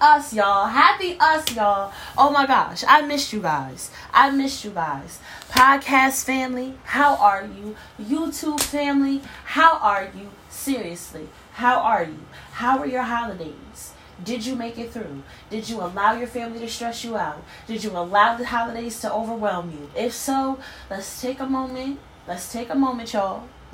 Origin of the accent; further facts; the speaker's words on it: Harrisburg, Pennsylvania, United States; moved away; my hometown of Harrisburg